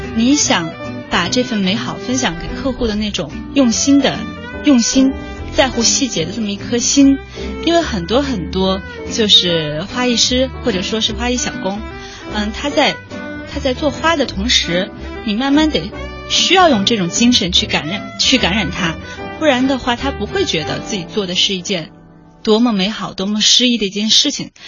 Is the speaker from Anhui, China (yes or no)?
no; Chongqing, China; now in Beijing, China; 我我的老家也是你的老家， 对，重庆市，